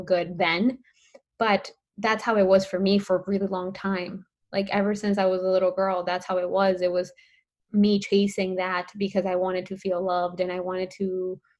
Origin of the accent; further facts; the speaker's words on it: Colombia; I'm Colombian. So I am from Colombia and I grew up in a Latina household.